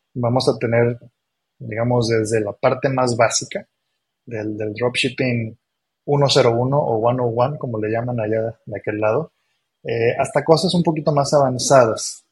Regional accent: Mexico; also born or lived in Argentina; nací en Argentina, pero yo toda mi vida viviendo en México. Soy más mexicano que el nopal

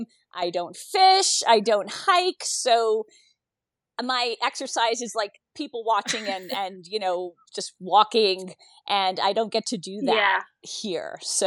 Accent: New York City, New York, United States; moved away as an adult; now in Montana, United States; I was born and bred in Brooklyn, New York. So Montana's new for me. So I moved out to Montana in 2007. Okay. So from birth till 2007, I was a Brooklyn girl.

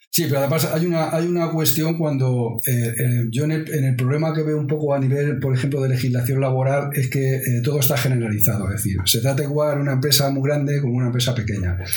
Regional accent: Madrid, Community of Madrid, Spain; somos de Carabanchel, vamos, somos de Carabanchel casi todos los que trabajamos aquí

